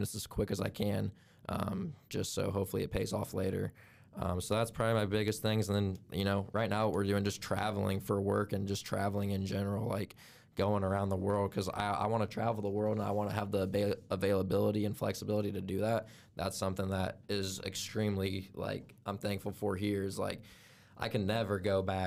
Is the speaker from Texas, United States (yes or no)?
no; Albion, Indiana, United States; born or raised there